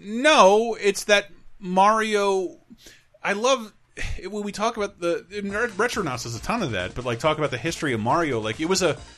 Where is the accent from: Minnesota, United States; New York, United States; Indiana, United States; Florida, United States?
Florida, United States; Tallahassee; born or raised there; moved away